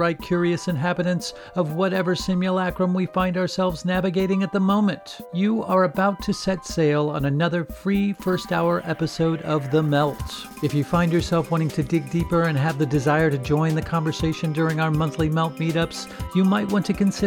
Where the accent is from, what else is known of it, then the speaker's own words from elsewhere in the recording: Midwest, United States; I've always been a Midwesterner